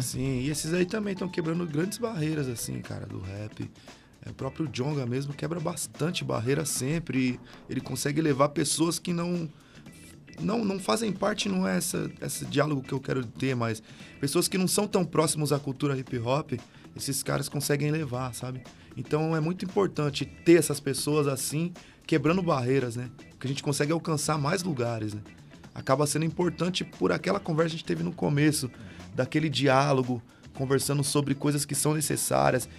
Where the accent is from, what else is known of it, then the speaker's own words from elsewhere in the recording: Brazil; eu moro aqui no SIC, morei a minha vida toda.